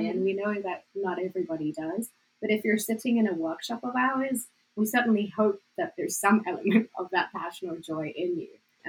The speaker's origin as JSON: {"language": "English", "country": "South Africa", "accent": "South African", "said": "My accent's ever changing, thanks to Jill. But I used to have more of a South African accent. Now it just sounds more and more American because I spent all my time there."}